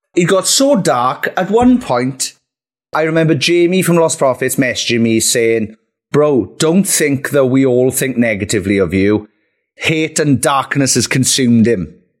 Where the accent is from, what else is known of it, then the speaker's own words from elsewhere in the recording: Merthyr Tydfil, Wales, United Kingdom; my hometown of Merthyr